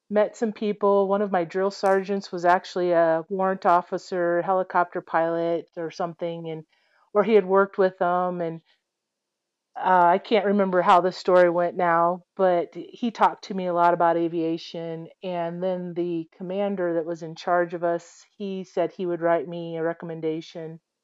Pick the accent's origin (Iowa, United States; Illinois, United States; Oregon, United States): Iowa, United States; I grew up in Iowa